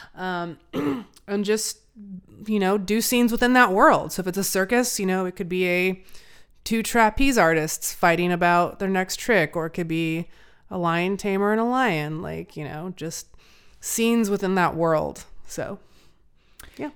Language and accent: English; Albuquerque, New Mexico, United States; now in Portland, United States; I'm from Albuquerque.